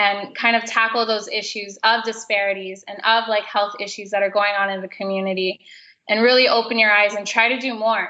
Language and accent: English; South Florida, United States; growing up in South Florida